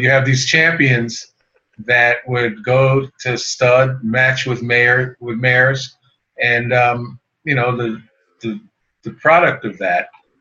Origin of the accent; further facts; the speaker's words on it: New York City, New York, United States; also born or lived in Queens, New York; now in Maryland, United States; my hometown of Brooklyn, New York. That's where I was born and raised in part, and we moved to Queens